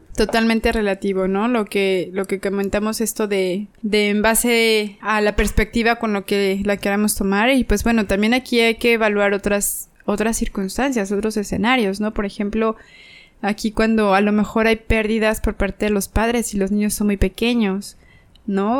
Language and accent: Spanish; Mexico; aquí en mi país